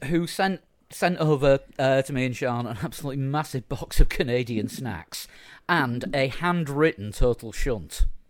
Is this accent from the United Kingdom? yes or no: yes; Yorkshire and the Humber, United Kingdom; I'm a Yorkshireman.